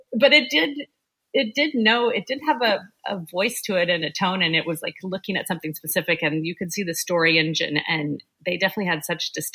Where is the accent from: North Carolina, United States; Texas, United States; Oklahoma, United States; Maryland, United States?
Oklahoma, United States; moved away; I grew up in Oklahoma